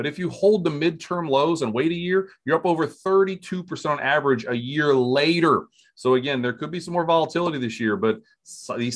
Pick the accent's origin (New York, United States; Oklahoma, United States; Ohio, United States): Ohio, United States; Springfield; growing up in Springfield, Ohio, every Monday, my dad had an auto parts store